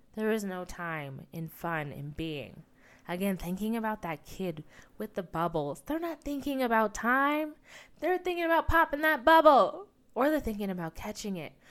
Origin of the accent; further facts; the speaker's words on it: United States; my own experience as an American kid